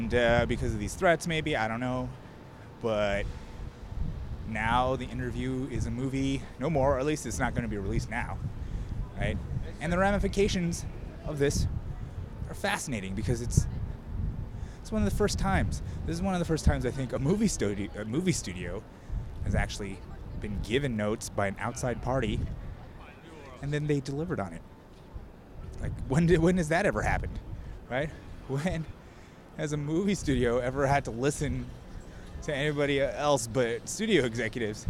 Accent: United States; I grew up here in America

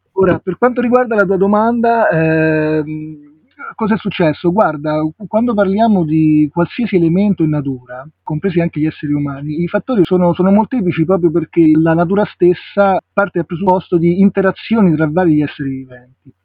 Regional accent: Rome, Lazio, Italy; moved away as an adult; now in Liguria, Italy; sono nato a Roma, ma mm, all'età di 24 anni sono andato a vivere in una realtà di campagna

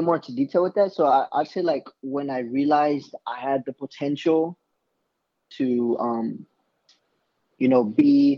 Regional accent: Bakersfield, California, United States; moved away; I'm originally from Bakersfield, California

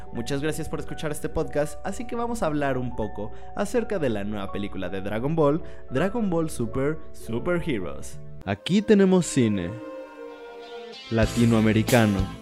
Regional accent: Mexico; soy de México

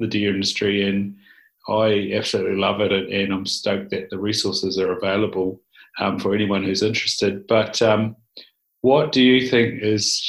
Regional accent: Southland, New Zealand; growing up in Southland

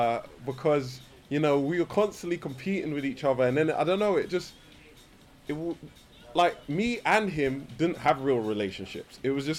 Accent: London, United Kingdom; I'm from Brixton.

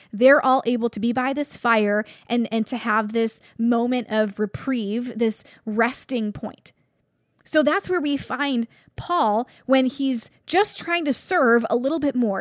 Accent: Buffalo, New York, United States; I'm from Buffalo

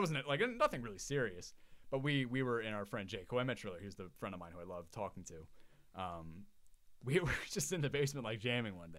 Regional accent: Long Island, New York, United States; I was raised in Long Island in a very conservative town

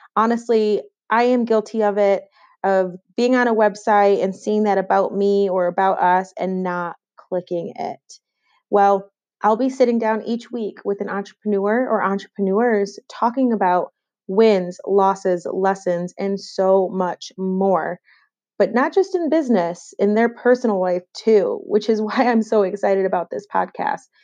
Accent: Rochester, New York, United States; moved away as an adult; also born or lived in Clarkson University, New York; now in Charlotte, United States; I'm originally from New York, but no, not the city, from Western New York and Rochester, to be specific.

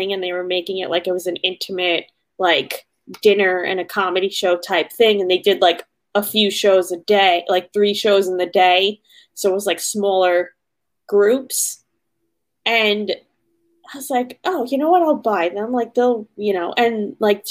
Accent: New York City, New York, United States; I'm from Staten Island too

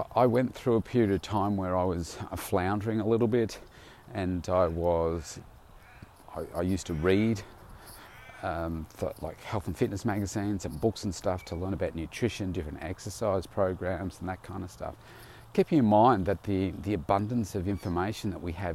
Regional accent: Bendigo, Victoria, Australia; I came from Bendigo, and there was only a handful of gyms at the time, maybe even three in my town

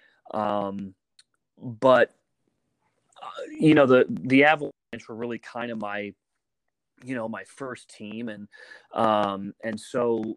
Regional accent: Woodland Park, Colorado, United States; Grew up in a really small town called Woodland Park, and it's up in the mountains, very cold.

